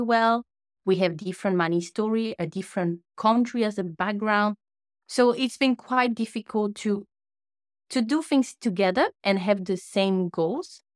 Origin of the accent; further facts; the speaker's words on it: French Polynesia; first language French; English is a second language; moved away as an adult; now in New Zealand; The accent that you hear now is because I'm from Tahiti, a small island in the Pacific Ocean. So my first language is French